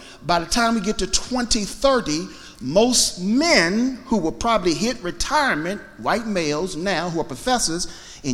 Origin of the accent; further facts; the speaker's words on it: Alexandria, Virginia, United States; My hometown, city of Alexandria